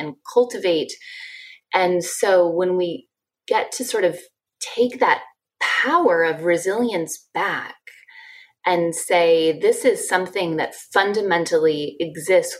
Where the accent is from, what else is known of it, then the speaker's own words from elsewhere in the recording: Ann Arbor, Michigan, United States; moved away as an adult; I grew up in Ann Arbor, Michigan, and went to the University of Michigan